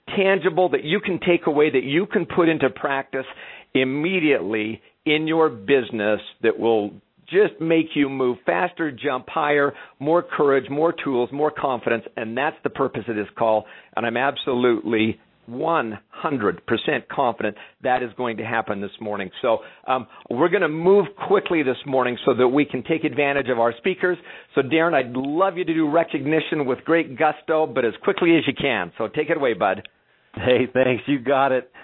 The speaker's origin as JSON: {"language": "English", "country": "Canada", "said": "I'm Canadian"}